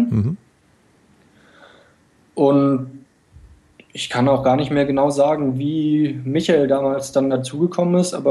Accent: Kiel, Schleswig-Holstein, Germany; Also ich komme äh, aus Kiel und ah

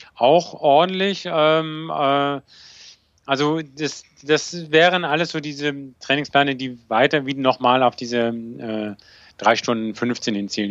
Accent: Bonn, North Rhine-Westphalia, Germany; weil ich bin ja in Bonn groß geworden, also das heißt zur Schule gegangen

